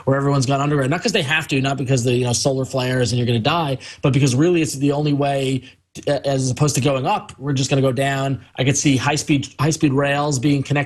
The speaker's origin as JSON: {"language": "English", "region": "New York", "country": "United States", "tie": "born or raised there", "said": "I grew up in New York"}